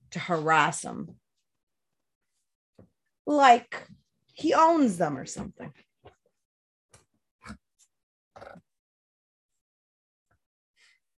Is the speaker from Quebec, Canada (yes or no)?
no; New Brunswick, Canada; my experience as a child growing up in New Brunswick as a child of color